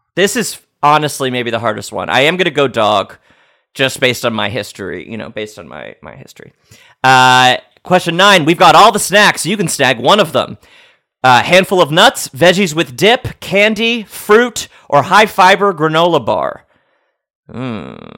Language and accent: English; New York, United States; I am from New York.